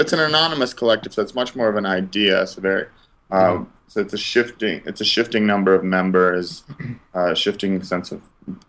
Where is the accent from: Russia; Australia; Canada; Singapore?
Russia; Moscow; moved away; I grew up in Moscow